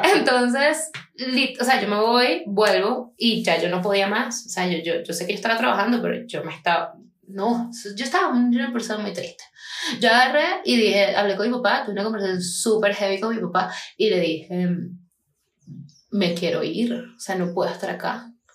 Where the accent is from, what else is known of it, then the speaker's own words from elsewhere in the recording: Punto Fijo, Falcón, Venezuela; moved away as an adult; now in Medellín, Colombia; yo soy de punto fijo, yo soy de Falcón, específicamente de punto fijo